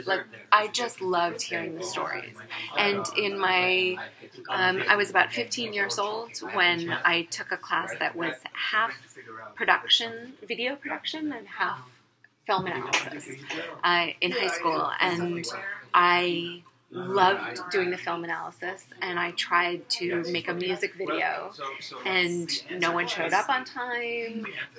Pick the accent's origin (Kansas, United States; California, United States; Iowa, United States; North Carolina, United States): California, United States; Los Angeles; Well, I grew up in Los Angeles